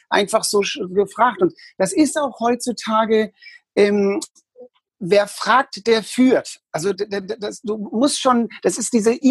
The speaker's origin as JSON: {"language": "German", "region": "Hamburg", "country": "Germany", "tie": "born or raised there", "also_born_or_lived": "Berlin", "said": "Also ich habe 18 Jahre in Hamburg gelebt, dann habe ich 28 Jahre in Berlin gewohnt und bin dort in die Versicherungswirtschaft mit 19 gegangen."}